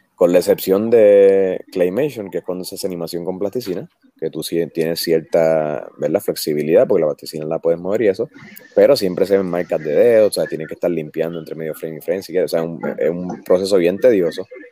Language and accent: Spanish; Puerto Rico; como somos nosotros los puertorriqueños con nosotros mismos